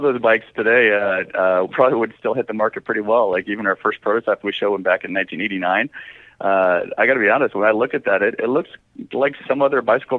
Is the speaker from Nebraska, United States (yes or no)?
yes; Omaha, Nebraska, United States; moved away as an adult; also born or lived in Colorado; I grew up in Omaha, Nebraska